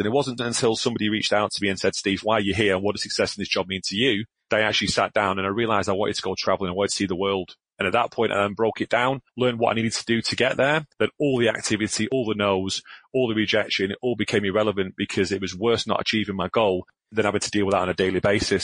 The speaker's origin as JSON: {"language": "English", "town": "Glasgow", "region": "Scotland", "country": "United Kingdom", "tie": "born or raised there", "said": "I'm a northerner. I was born in Glasgow"}